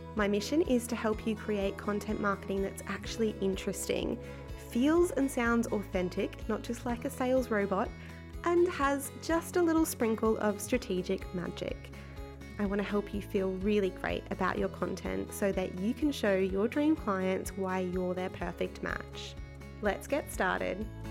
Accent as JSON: {"language": "English", "region": "central Queensland", "country": "Australia", "tie": "born or raised there", "also_born_or_lived": "England", "moved": "as an adult", "said": "I worked as a newspaper journalist for five years in my hometown in central Queensland in Australia"}